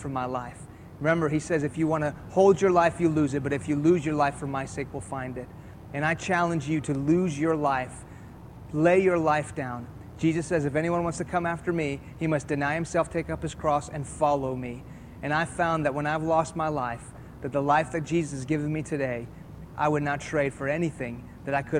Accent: Houston, Texas, United States; first language Persian; English is a second language; also born or lived in Iran; I was born here in Houston, Texas. When I was 2 years old, my family moved back to Iran, where my parents are from. In the late 70s, an Islamic revolution hit that country, and we moved back to Houston when I was in the middle of first grade.

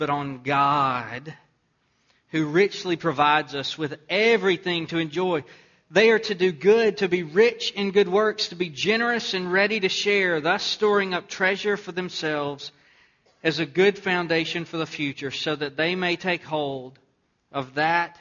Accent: Texas, United States; born or raised there

